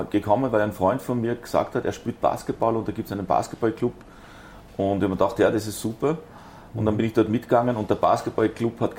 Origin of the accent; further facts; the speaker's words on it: Zurich, Switzerland; also ich bin in der Schweiz geboren